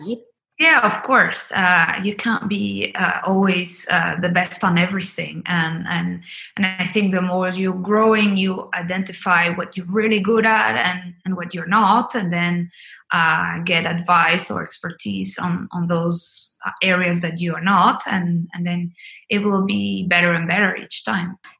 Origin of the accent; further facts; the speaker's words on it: Colombia; moved away; I'm originally from Colombia.